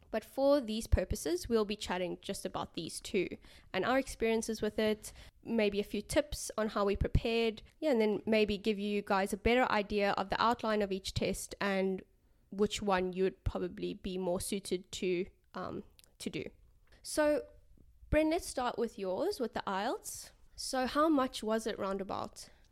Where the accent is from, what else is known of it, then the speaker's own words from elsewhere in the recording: South Africa; first language English; now in Australia; coming from South Africa